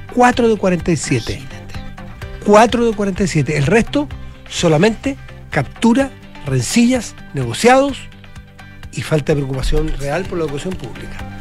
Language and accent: Spanish; Chile; de mm. Chile